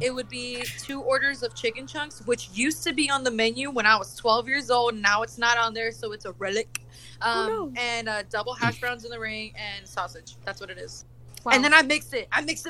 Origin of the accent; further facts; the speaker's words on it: Kennesaw, Georgia, United States; moved away as an adult; I grew up in Kennesaw, Georgia, and there's a Waffle House off Giles Road. They knew me from when I was 12 till I moved when I was 20.